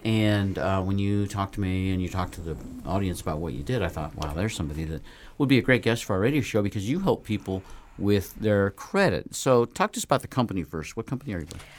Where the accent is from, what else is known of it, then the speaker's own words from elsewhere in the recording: Nevada, United States; I was from Nevada